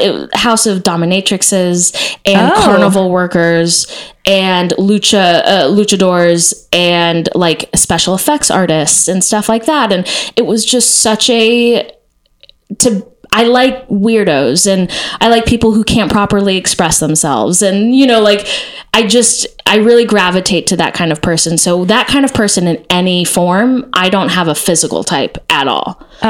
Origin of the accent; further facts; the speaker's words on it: Texas, United States; I like was part of this thing called Noise House when I was growing up in Texas